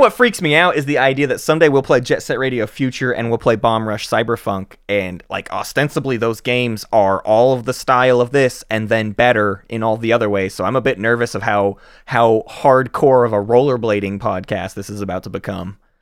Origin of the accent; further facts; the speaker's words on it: the South, United States; We're from the South